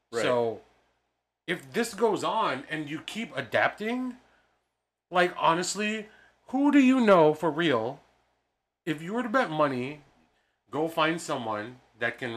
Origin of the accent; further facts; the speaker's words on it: Philippines; one thing about my culture I'm really proud of is that we killed Ferdinand Magellan.